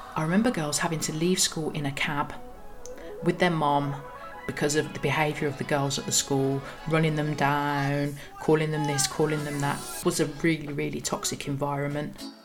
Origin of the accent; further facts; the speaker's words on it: Birmingham, West Midlands, United Kingdom; I was born in Birmingham in in the cold autumn of 1983